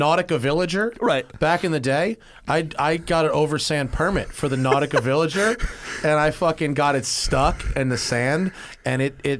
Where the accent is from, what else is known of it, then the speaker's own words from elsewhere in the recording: Nantucket, Massachusetts, United States; because growing up in Nantucket, to see all those boats in the harbor, walking the docks with like my dad